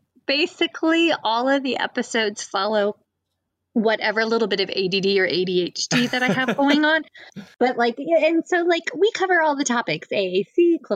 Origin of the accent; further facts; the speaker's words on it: Fredericksburg, Virginia, United States; So I grew up just outside of Fredericksburg, like an hour north of you.